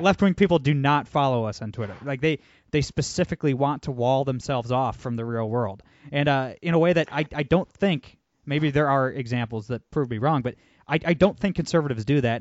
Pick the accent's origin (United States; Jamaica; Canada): United States; Toledo, Ohio; I'm from Toledo, Ohio